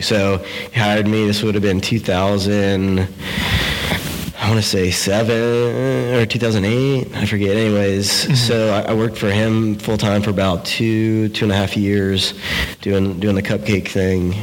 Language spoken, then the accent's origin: English; DeLand, Florida, United States; now in Orlando, United States; I grew up in a little town uh, in Florida called Deland between Daytona Beach and Orlando